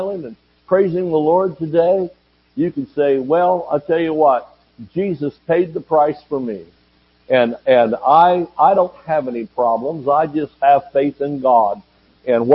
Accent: Georgia, United States; moved away; also born or lived in Oklahoma; I'm from Georgia and we say gonna

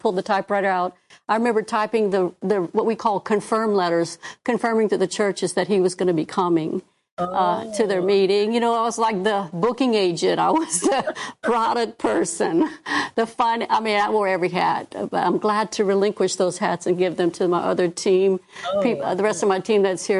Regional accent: Houma, Louisiana, United States; we moved down in my hometown in Houma.

